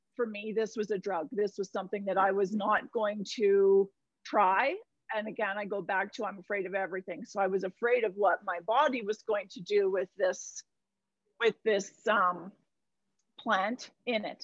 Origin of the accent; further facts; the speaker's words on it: Vancouver Island, British Columbia, Canada; now in Alberta, Canada; I grew up on Vancouver Island